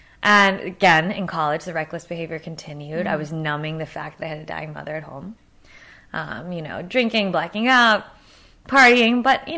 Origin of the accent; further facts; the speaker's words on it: Los Angeles, California, United States; I was born and raised, I was born in Tarzana. What? I know. And then raised here in LA, so it's rare.